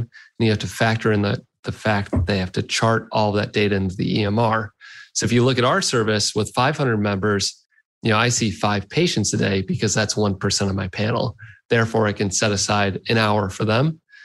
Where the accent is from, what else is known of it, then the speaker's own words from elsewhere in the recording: Detroit, Michigan, United States; I grew up in Detroit area. I was born in Detroit, and uh, I grew up here.